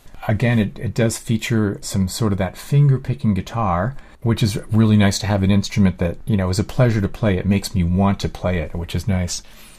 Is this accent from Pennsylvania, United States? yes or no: yes; Easton, Pennsylvania, United States; I grew up in Easton, Pennsylvania, which is where Lafayette College is.